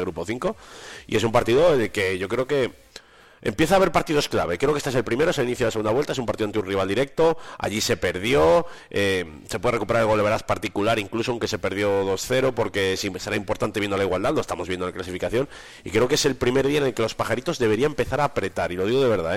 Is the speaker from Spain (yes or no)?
yes; Valladolid, Castile and León, Spain; moved away; Valladolid es un fijo para mí, porque es mi tierra